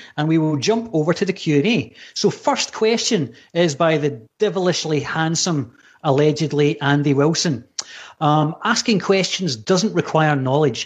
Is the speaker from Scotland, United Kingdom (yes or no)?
yes; Scotland, United Kingdom; accent: Scottish; It's just my bad Scottish accent